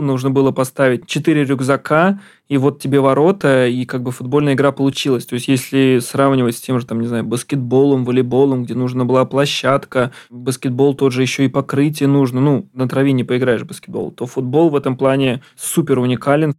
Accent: Ramenskoye, Moscow Oblast, Russia; я из Раменского, например, у нас там был изначально прям футбол

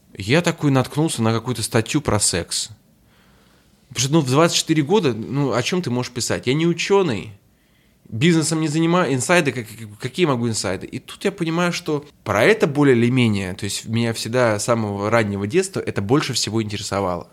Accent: Saint Petersburg, Russia; moved away as an adult; now in Moscow, Russia; Я приехал из Петербурга

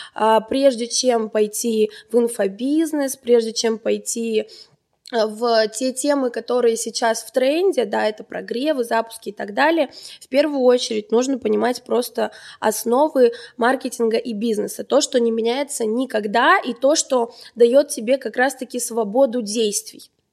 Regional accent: Armenia; moved away as an adult; now in Moscow, Russia; Я как настоящая армянка

